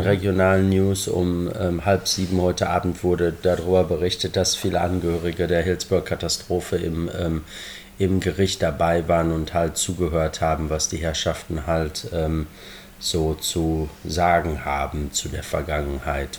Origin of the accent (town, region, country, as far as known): Germany; born or raised there; now in Liverpool, United Kingdom